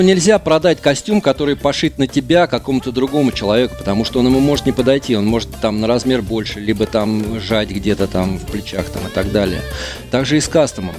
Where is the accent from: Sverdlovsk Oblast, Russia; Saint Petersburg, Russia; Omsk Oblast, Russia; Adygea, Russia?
Saint Petersburg, Russia; Мы петербуржцы.